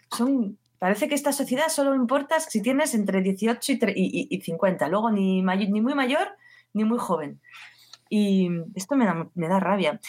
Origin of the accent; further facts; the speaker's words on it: Basque Country, Spain; now in Barcelona, Spain; yo soy del País Vasco